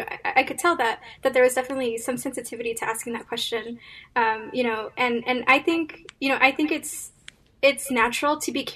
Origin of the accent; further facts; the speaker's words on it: California, United States; I'm from California.